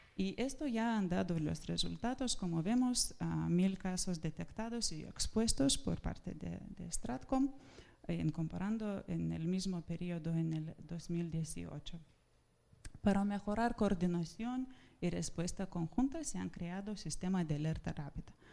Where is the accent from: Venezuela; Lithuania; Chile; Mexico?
Lithuania; Spanish is a second language; moved away as an adult; now in Spain; vengo del Ministerio de Asuntos Exteriores de Lituania